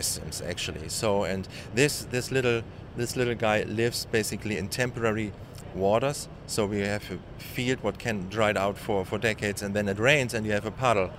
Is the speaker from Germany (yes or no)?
yes; Germany; moved away as an adult; now in San Diego, United States; Actually, I live in San Diego, but originally I come from Germany, and I started my postdoc here in 2010